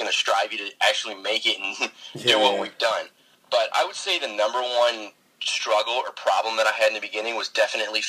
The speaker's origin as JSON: {"language": "English", "area": "just south of Detroit", "region": "Michigan", "country": "United States", "said": "I am from Michigan, just south of Detroit."}